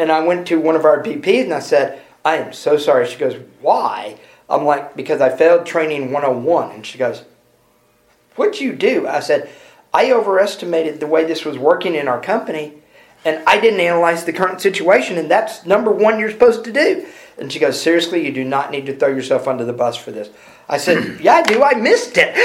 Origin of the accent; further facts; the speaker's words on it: Houston, Texas, United States; I'm from Houston, so we're both from Texas.